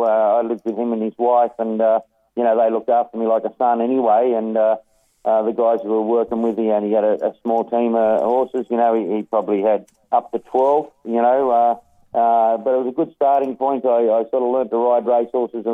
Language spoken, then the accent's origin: English; Kangaroo Valley, Nowra, Maroubra, New South Wales, Australia; also born or lived in Sydney; I spent a lot of my youth at, down in Kangaroo Valley, Nowra, also around the Malabar, Maroubra area in Sydney